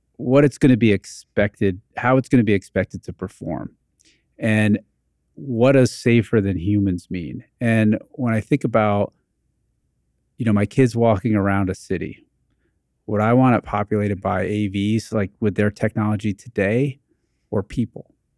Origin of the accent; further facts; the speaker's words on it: New Jersey, United States; when I was growing up in New Jersey in the eighties